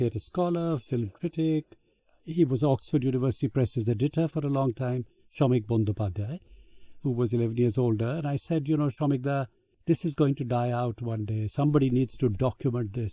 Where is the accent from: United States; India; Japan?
India; as Indian publishers